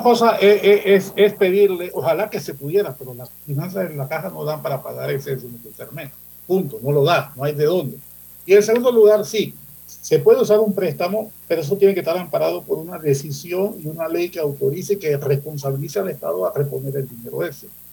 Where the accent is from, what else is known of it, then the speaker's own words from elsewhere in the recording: Panama City, Panama; Yo soy santanero, yo nací en Santana, frente al Banco Nacional, en una de esas casas por ahí. Yo nací ahí. Y estudié en Manuel José Hurtado, santanero.